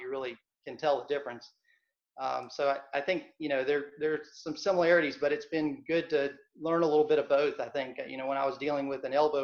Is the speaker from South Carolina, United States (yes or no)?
yes; Hilton Head, South Carolina, United States; I grew up on Hilton Head, South Carolina, not North Carolina.